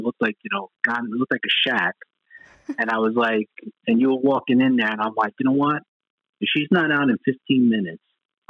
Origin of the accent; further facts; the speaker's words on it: New York, United States; when I was growing up in New York.